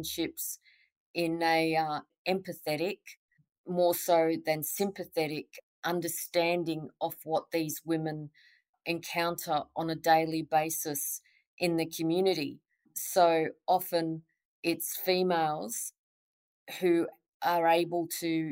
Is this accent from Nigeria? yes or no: no; Perth, Western Australia, Australia; moved away as an adult; also born or lived in Dar es Salaam, Tanzania; now in Northern Territory, Australia; when I was 18 months old, Mum and Dad migrated to Perth in Western Australia, where I lived, went to school and essentially grew up.